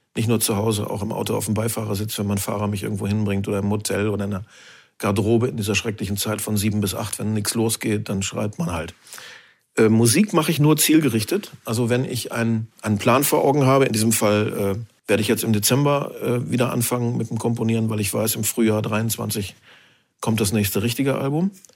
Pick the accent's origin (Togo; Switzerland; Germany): Germany; Northern Germany; Ich stamme aus dem Osten Deutschlands, bin im Norden aufgewachsen